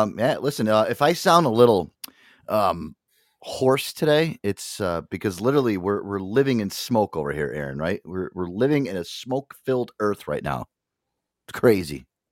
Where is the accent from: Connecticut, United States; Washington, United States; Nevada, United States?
Connecticut, United States; I'm from Connecticut